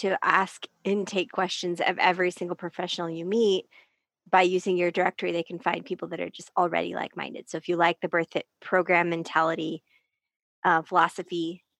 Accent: Salt Lake City, Utah, United States; I am Salt Lake. I am from Salt Lake. I'm up at this high altitude

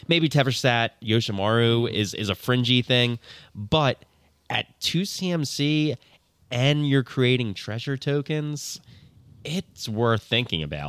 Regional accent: New Jersey, United States; I'm from New Jersey. I am blameless on any pronunciation.

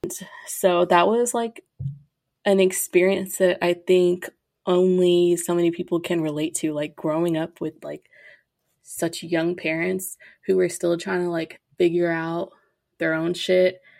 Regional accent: Grand Prairie, Texas, United States; I am from Grand Prairie, Texas, aka Dallas. Not aka, it's not Dallas.

